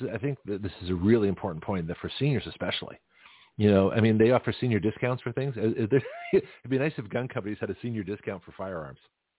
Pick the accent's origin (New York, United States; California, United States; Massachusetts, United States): California, United States; now in Florida, United States; when I first got my carry permit in Florida, and I came from California, so I had a completely different mindset.